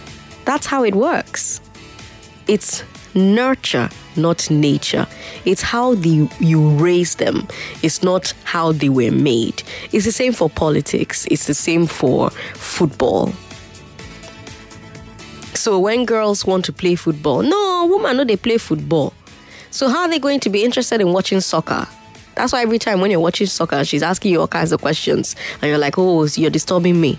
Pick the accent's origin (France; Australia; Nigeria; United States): Nigeria